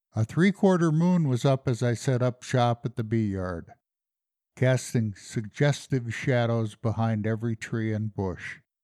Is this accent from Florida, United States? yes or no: no; Colorado, United States; also born or lived in the Midwest; I came to Colorado when I was ten years old